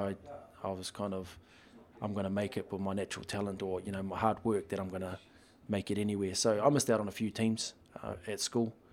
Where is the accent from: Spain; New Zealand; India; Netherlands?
New Zealand; Upper Hutt, Wellington; well, first one was I just moved to Upper Hutt when I was five from Nainai Eye, and um, my dad loved rugby